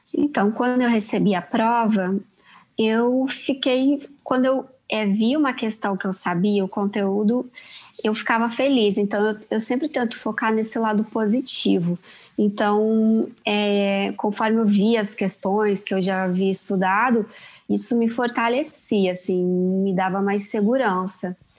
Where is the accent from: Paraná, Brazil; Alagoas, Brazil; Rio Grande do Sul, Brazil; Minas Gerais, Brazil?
Rio Grande do Sul, Brazil; Erechim; moved away as an adult; also born or lived in São Paulo / Milan, Italy; now in Rio de Janeiro, Brazil; Erechim é, foi a cidade onde eu cresci, é uma cidade pequena